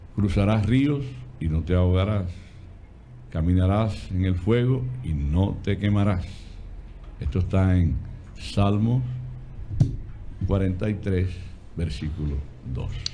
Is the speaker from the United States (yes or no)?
yes; United States; Estados Unidos ser mi tierra.